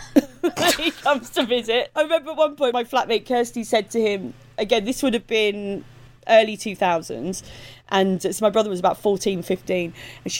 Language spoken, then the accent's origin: English; United Kingdom; accent: Estuary; My accent's very estuary